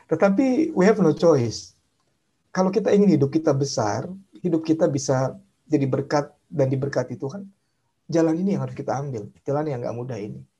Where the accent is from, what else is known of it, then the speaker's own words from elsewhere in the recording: Jakarta, Indonesia; saya orang Tionghoa tinggal di daerah Tanjung Priuk, Jakarta dan sering jadi sasaran bully macam-macam lah